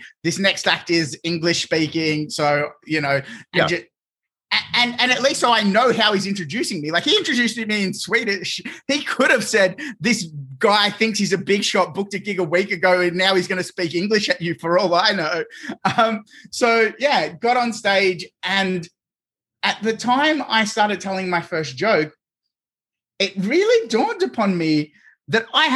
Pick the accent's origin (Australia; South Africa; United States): Australia; as an Australian